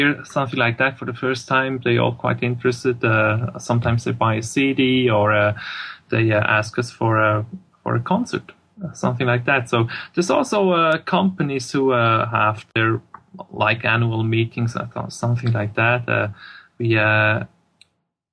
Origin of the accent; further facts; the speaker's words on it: Swiss German part of Switzerland, German-speaking Switzerland, Switzerland; first language German; English is a second language; we're all from the Swiss, the Swiss German part of Switzerland, so we all talk actually German.